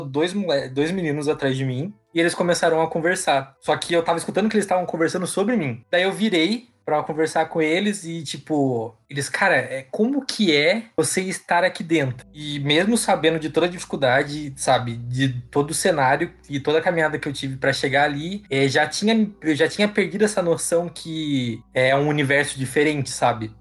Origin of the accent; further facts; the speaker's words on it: Sorocaba, São Paulo, Brazil; eu sou de Sorocaba